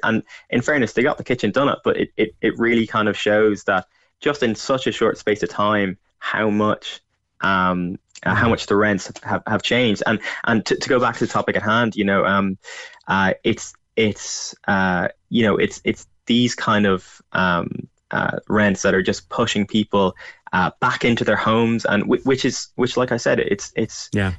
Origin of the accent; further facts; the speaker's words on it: County Louth, Ireland; moved away as an adult; now in Dublin, Ireland; I'm from Louth